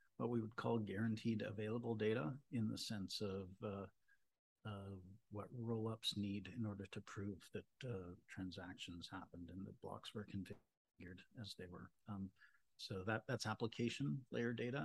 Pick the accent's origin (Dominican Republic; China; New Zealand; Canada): Canada; Toronto, Ontario; I'm from Toronto. I grew up in Toronto